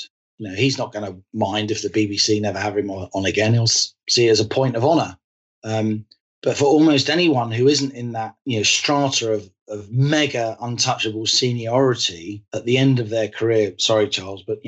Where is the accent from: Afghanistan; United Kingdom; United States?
United Kingdom; London; I'm an Irish Catholic who grew up during the Troubles, both in London, but also spending a lot of my school holidays in the Republic of Ireland, where in Mayo, where my father is from